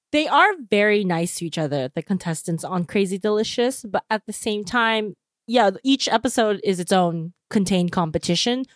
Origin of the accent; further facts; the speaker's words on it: United States; speaking as American